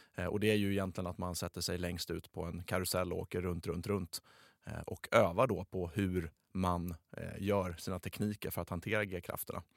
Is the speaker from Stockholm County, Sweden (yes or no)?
no; Skåne, Sweden; accent: Scanian (skånska); ursäkta min, min skånska